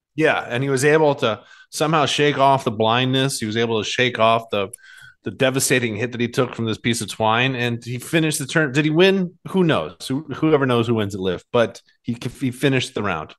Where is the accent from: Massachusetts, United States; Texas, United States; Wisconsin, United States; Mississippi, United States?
Massachusetts, United States; Boston; I grew up in Boston.